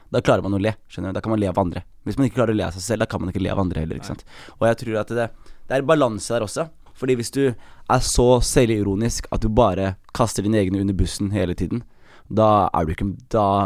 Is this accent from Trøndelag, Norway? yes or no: no; Skien, Telemark, Norway; also born or lived in Oslo; Jeg er født i Skien, ass. Født i Norge